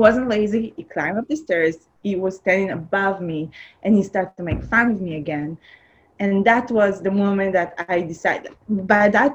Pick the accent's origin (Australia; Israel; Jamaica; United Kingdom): Israel; English is a second language; now in Los Angeles, United States; I'm from Israel. I grew up in a small town, very agricultural town